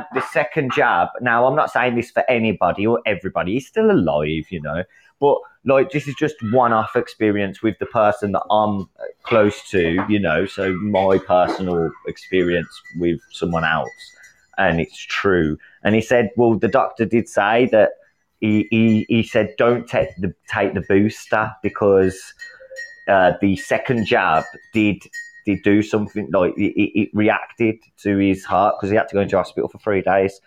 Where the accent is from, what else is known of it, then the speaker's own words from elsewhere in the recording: England, United Kingdom; I'm from England